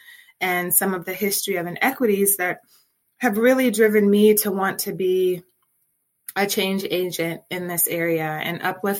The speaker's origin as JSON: {"language": "English", "town": "Detroit", "region": "Michigan", "country": "United States", "tie": "born or raised there", "said": "being a native Detroiter"}